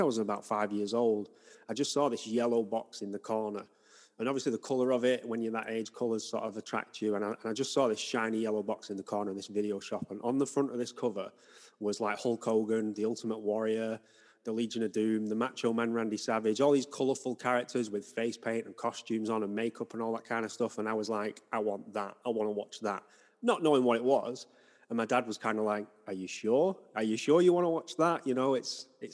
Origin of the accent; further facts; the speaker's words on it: Wigan, North West England, United Kingdom; now in Salford, United Kingdom; I grew up in Wigan, which is sort of just outside Manchester.